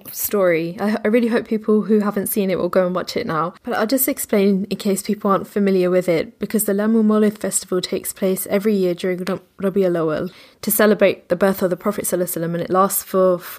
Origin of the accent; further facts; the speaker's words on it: England, United Kingdom; growing up in England, you have Christmas